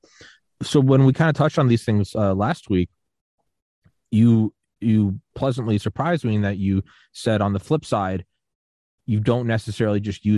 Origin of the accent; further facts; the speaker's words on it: Atlanta, Georgia, United States; I grew up going around Atlanta